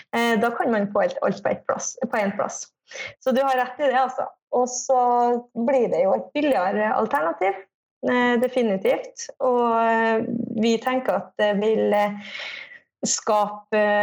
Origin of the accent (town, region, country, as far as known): Kristiansund, Møre og Romsdal, Norway